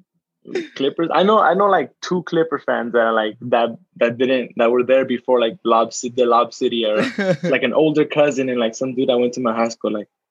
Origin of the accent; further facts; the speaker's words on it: Los Angeles, California, United States; I'm originally from LA. I was born in East LA, and then I moved out to a small town. Probably you haven't even heard of it. It's called Wilmington. It's kind of like by Long Beach.